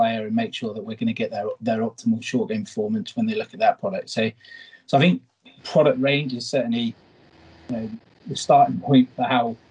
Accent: United Kingdom; as a Brit

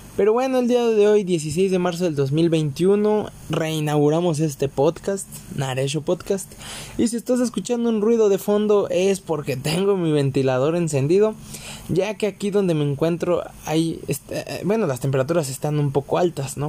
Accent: Mexico; aquí en mi país, en México

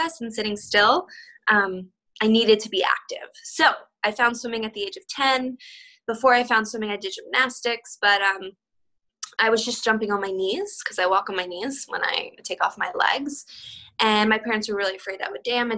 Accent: United States; also born or lived in Siberia, Russia; I came to the US when I was 13 months old

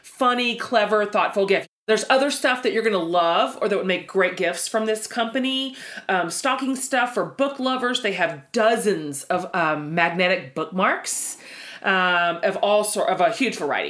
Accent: Texas, United States; us Texans

